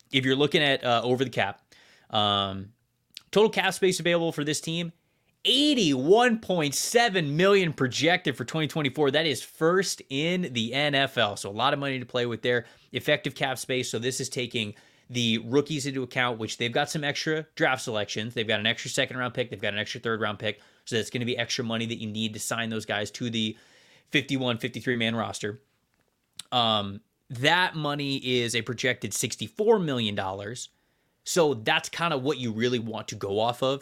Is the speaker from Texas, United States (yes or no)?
no; Florida, United States; I grew up in Florida